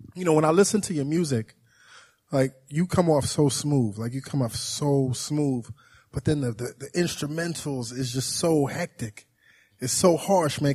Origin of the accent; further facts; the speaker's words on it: New York City, New York, United States; I grew up in Brooklyn, New York